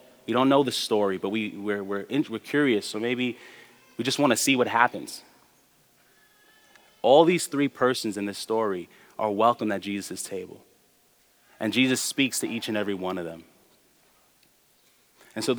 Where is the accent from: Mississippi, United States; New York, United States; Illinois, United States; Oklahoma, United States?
New York, United States; New York City; I was taught as a young person growing up in New York